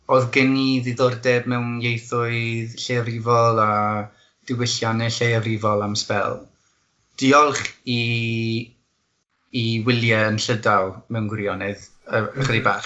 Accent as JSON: {"language": "Welsh", "town": "Sheffield", "region": "Yorkshire and the Humber", "country": "United Kingdom", "also_born_or_lived": "Aberystwyth", "second_language": "Welsh", "moved": "yes", "said": "dwi'n dod o Sheffield yn yr eiddiol, o Ogledd Lloegr. Dysgus i'r Gymraeg tra ni'n fyfyriwr ym Mhrifysgol Aberystwyth"}